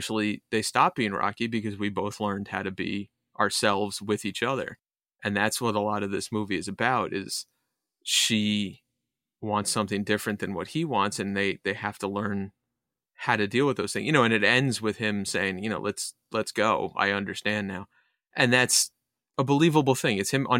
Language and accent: English; Connecticut, United States; also born or lived in New York, United States / Massachusetts, United States; My wife was raised in Australia and Montana, and I'm from Connecticut and New York and Massachusetts and stuff.